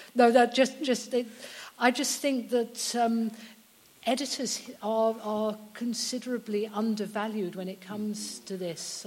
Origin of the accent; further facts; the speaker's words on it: United Kingdom; I'm British